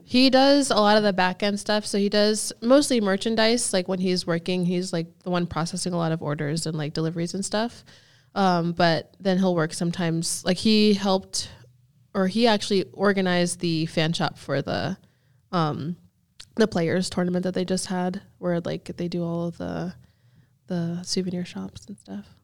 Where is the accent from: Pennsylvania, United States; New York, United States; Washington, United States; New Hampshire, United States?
Pennsylvania, United States; Erie; also born or lived in Houston, Texas / Naples, Florida; now in Jacksonville, United States; I grew up in Pennsylvania